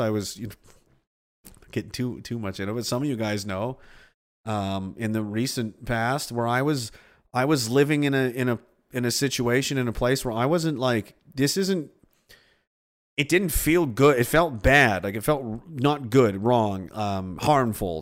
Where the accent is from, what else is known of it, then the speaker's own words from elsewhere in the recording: Pictou, Nova Scotia, Canada; I'm from Pictou. Horrible place. Horrible place to grow up.